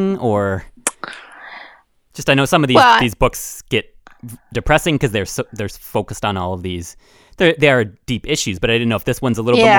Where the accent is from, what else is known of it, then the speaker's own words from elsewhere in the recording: Canada; I'm Canadian